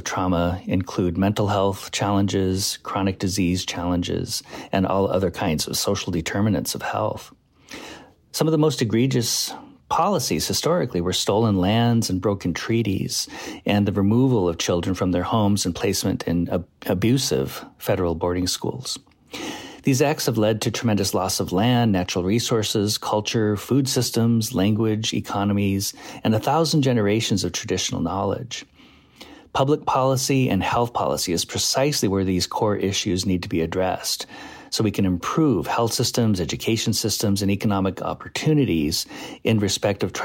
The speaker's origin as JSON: {"language": "English", "town": "Pine Ridge", "region": "South Dakota", "country": "United States", "said": "I'm Oglala Lakota from Pine Ridge, South Dakota"}